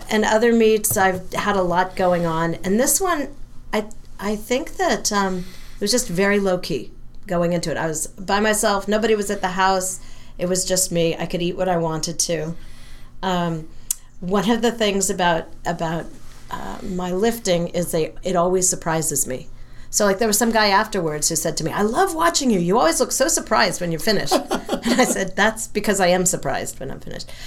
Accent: San Francisco, California, United States; moved away as an adult; also born or lived in Massachusetts; I come from San Francisco area.

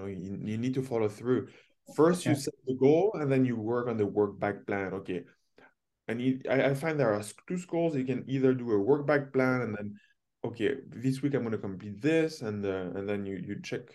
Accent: France; also born or lived in Toronto; now in Ontario, Canada; I grew up with in Europe, in France

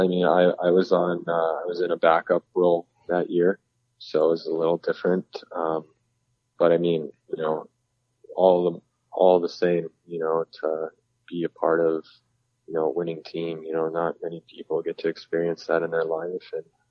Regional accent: California, United States; people always find it funny, I guess, that I'm from California

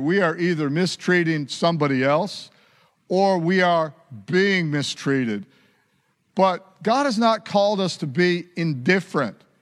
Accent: United States; I was born in America. I've got an accent

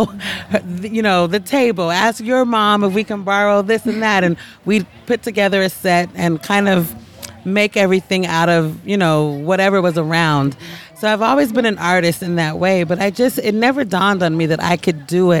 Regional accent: Portland, Oregon, United States; now in New York City, United States; I grew up in Portland, Oregon, which is very similar to here

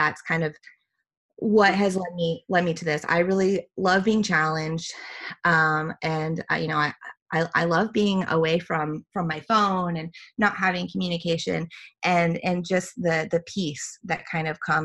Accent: Midwest, United States; I grew up, I'm from the Midwest, country girl at heart

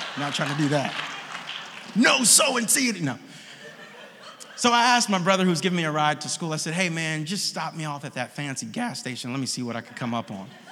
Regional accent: Oakland, California, United States; We are Oakland natives, born. I was born on 60th in seminary.

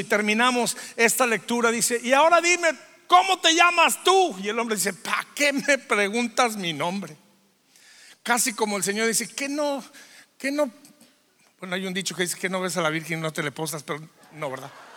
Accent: Durango, Mexico; Soy de Durango.

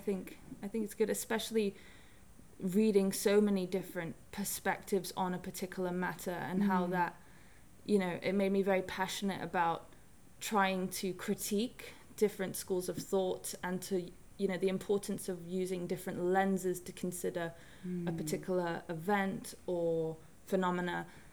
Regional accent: Hong Kong; also born or lived in Bahamas; the third culture kid growing up in Hong Kong, being born in the Bahamas, and my mother's from the Bahamas and my dad is English.

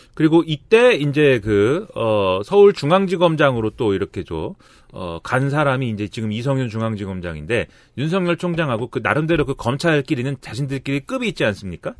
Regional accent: Suwon, Gyeonggi Province, South Korea; 내 고향 수원에서도

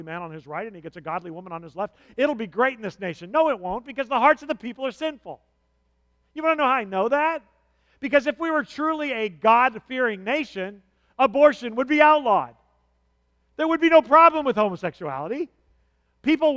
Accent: United States; I grew up in America

